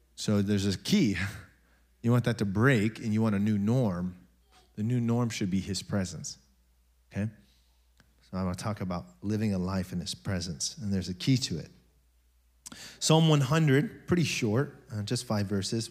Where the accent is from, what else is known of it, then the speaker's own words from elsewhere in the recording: United States; we're American